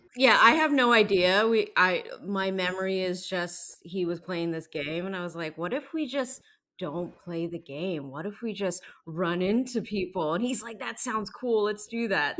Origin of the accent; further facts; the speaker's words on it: New York, United States; moved away; I'm originally from New York